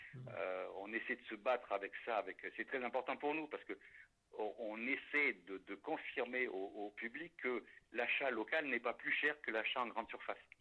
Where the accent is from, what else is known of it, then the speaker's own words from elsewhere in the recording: La Sauve, Nouvelle-Aquitaine, France; moved away; also born or lived in Paris; je, suis natif de la Sauve-Majeure